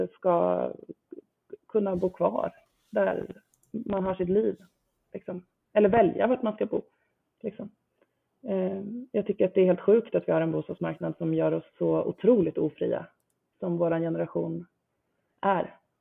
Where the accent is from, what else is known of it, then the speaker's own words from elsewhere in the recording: Nora, Örebro County, Sweden; now in Stockholm, Sweden; jag inte är från Stockholm från början. Jag är från, från Nora, Västmanland utanför Örebro